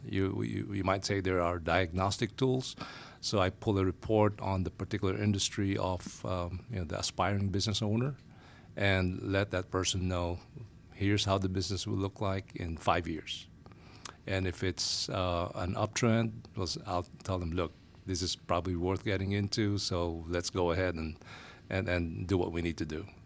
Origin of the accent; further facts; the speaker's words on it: Manila, Metro Manila, Philippines; moved away as an adult; now in United States; I'm originally from Asia, Manila, Philippines, to be exact. Uh, we migrated to the Phi, uh, well, to the U S in the nineties